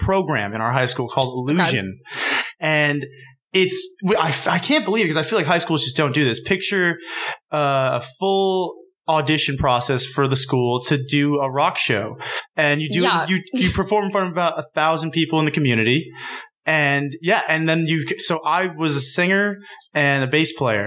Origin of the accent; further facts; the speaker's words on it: Carmel, New York, United States; We're from Mayapack, New York, technically Carmel, New York, but we went to Mayapack High School